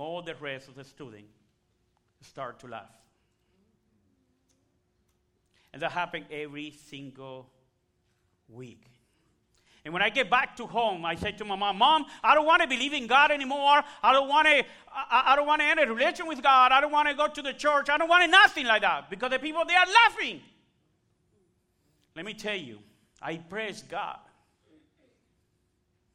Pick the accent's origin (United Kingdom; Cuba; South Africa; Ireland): Cuba; accent: Spanish accent; first language Spanish; English is a second language; moved away; So, I am Cuban. I born in Cuba. My first language is Spanish. My second language is English.